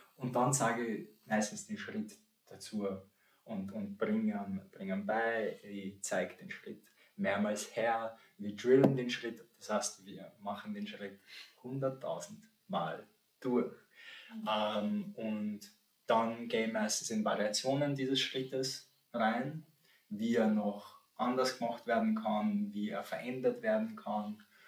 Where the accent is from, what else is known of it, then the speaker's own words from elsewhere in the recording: St. Pölten, Lower Austria, Austria; also born or lived in Poland; now in Vienna, Austria; ich bin um, ähm, aus Polen, wohne aber seitdem eher kleiner Bursche bin in, in Österreich, bin in St. Pölten aufgewachsen und wohne jetzt in Wien